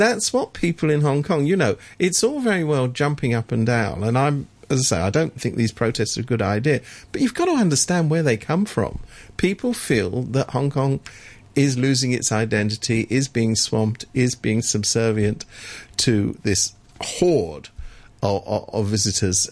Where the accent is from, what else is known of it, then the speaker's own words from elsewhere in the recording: United Kingdom; I come from Britain